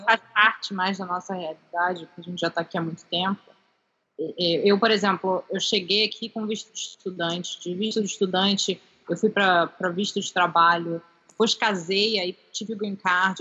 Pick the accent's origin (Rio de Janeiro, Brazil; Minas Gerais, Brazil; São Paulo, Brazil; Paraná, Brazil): Rio de Janeiro, Brazil; also born or lived in California, United States; now in United States; eu também sou carioca do Rio